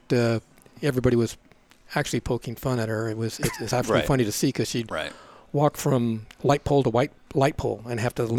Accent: Anaheim, California, United States; also born or lived in Long Beach, California; I was born in Long Beach. Yeah. And I was raised in Orange County. We moved to Orange County, like I stated a little earlier, before there was a Disneyland.

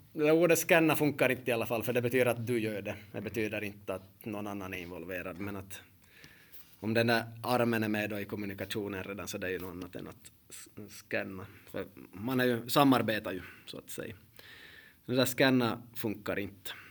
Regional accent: Finland

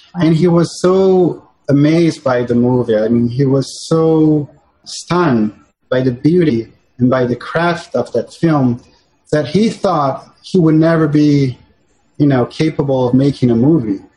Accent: São Paulo, Brazil; moved away as an adult; now in New York City, United States; I was born and raised in Sao Paulo and in Brazil.

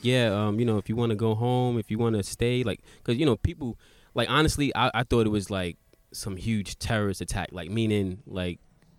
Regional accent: New York City, New York, United States; also born or lived in Charlotte, North Carolina; now in Japan; I'm from Brooklyn originally. Lived in Charlotte. Went to high school out there. Part of like little junior high. And I moved back to Brooklyn. But so I got Brooklyn and Charlotte connections.

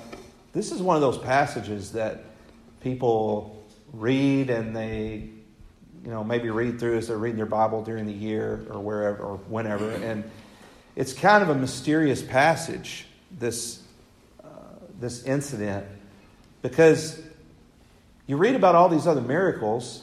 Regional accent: West Tennessee, United States; I was raised in West Tennessee

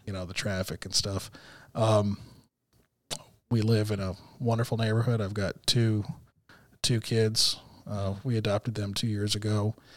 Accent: Texas, United States; moved away as an adult; also born or lived in Tucson, Arizona; now in Arkansas, United States; I was born in Tucson. and raised in Texas

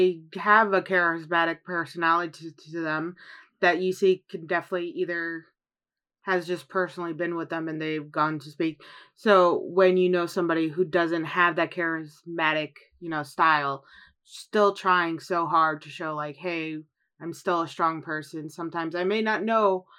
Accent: Chicago, Illinois, United States; moved away; Growing up in Chicago, I learned much about Italian culture.

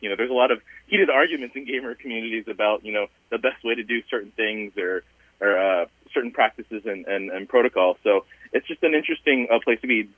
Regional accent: Southern Virginia, United States; I'm a first generation Asian American immigrant um, and, you know, I grew up in Southern Virginia

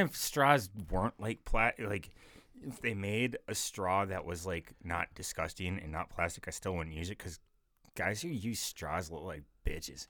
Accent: North Dakota, United States; I'm from North Dakota.

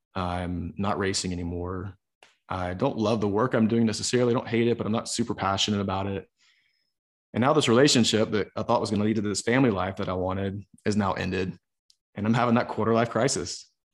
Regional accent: the South, United States; growing up in the South

